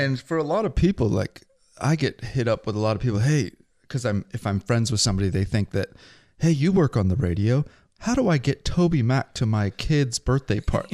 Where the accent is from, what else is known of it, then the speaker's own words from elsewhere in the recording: Pacific Northwest, United States; accent: Pacific Northwest; we both speak Pacific Northwest.